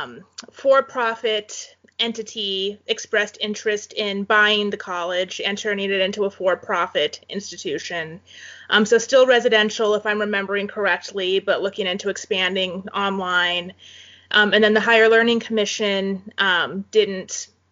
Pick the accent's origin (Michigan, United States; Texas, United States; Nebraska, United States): Nebraska, United States; Valley; also born or lived in Fremont, Nebraska; now in Kearney, United States; Valley where I grew up